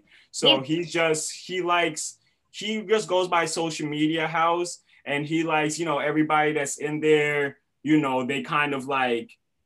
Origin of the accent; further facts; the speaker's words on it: Long Island, New York, United States; also born or lived in Guyana; I definitely grew up in Long Island, but I was born in Guyana.